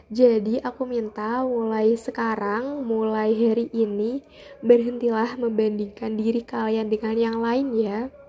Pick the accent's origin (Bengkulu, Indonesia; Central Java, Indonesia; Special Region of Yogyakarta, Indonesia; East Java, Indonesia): Central Java, Indonesia; Jepara; aku dari Jepara.